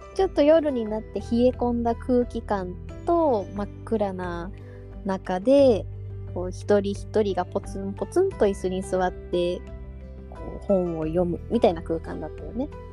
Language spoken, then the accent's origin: Japanese; Yokosuka, Kanagawa, Japan; 私実は生まれも育ちも横須賀なんだけど